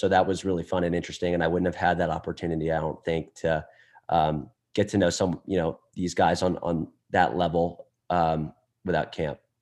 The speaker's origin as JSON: {"language": "English", "town": "Atlanta", "region": "Georgia", "country": "United States", "also_born_or_lived": "Texas", "moved": "as an adult", "lives_now": "Dallas, United States", "said": "we're from Atlanta"}